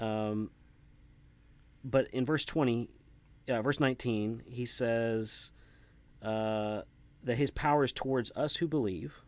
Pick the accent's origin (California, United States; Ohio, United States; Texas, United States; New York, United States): Texas, United States; an American white guy from Texas